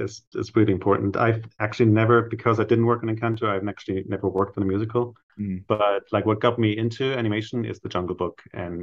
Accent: Germany; English is a second language; moved away as an adult; now in United States; growing up in Germany in the 70s

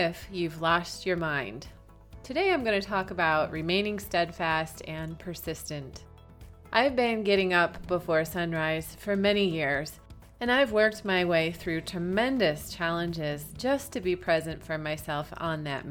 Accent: Michigan, United States; moved away as an adult; also born or lived in Hawaii; my home state of Michigan

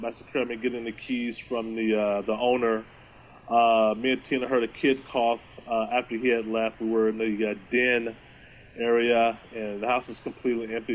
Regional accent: Austin, Texas, United States; moved away as an adult; now in Bothell, United States; I am from Texas. I'm from Austin.

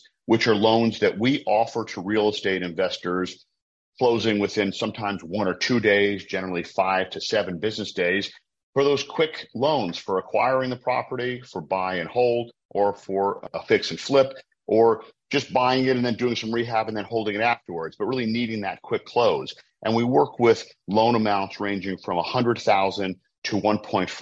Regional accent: Providence, Rhode Island, United States; now in Baltimore, United States; I'm originally from Providence, Rhode Island, up in the Northeast in New England

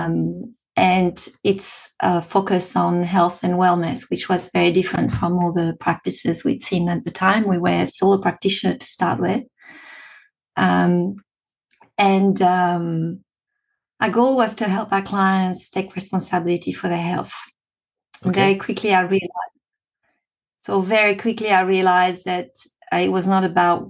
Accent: Spain; accent: French; English is a second language; moved away as an adult; also born or lived in France; now in Australia; I've got a French accent. So, I'm originally from France. Had my childhood in Spain

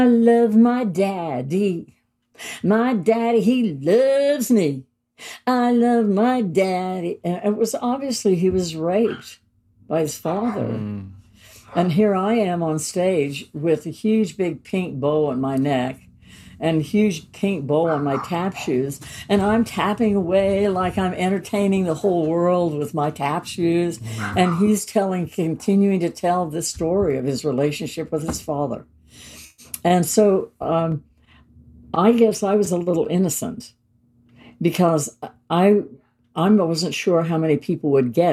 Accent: Utah, United States; moved away; I was born and raised in Utah, right, on the southern, by Arizona, for the north rim of the Grand Canyon

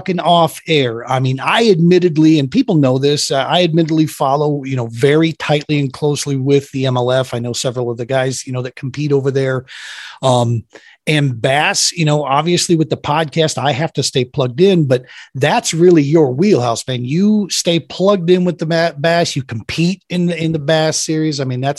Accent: Minnesota, United States; born there; After living up there for 10 years, I was born technically in Minnesota.

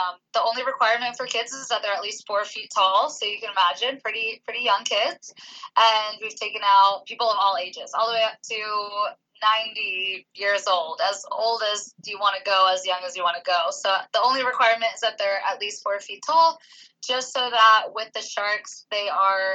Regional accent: Philadelphia, Pennsylvania, United States; moved away as an adult; now in Oahu, United States; I'm from Philadelphia originally, so I made a pretty long commute moving over here

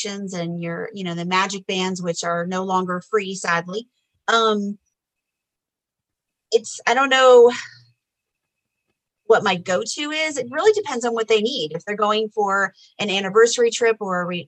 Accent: Orlando, Florida, United States; now in Florida, United States; born and raised in Orlando. I no longer live in Orlando, but I still live in Florida

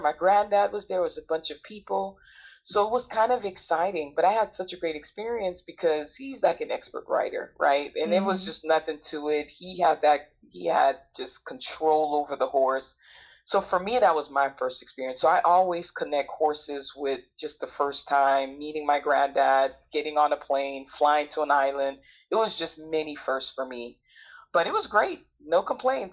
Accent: United States; my homeland, which is the island of Haiti, never been before because I was born here in the States

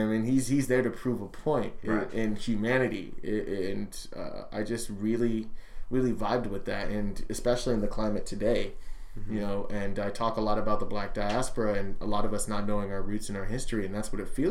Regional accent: Anaheim, California, United States; I'm from Anaheim

